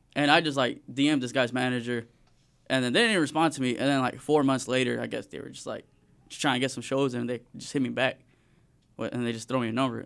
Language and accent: English; Springdale, Arkansas, United States; also born or lived in Fayetteville, Arkansas; I was born in Fayetteville. I've, like, straight, like, been raised in Springdale my whole life